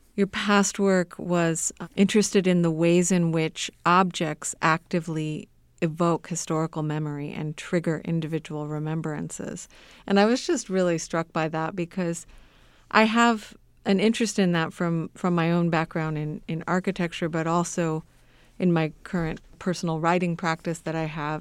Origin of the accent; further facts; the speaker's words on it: Southern California, United States; moved away; I grew up in Southern California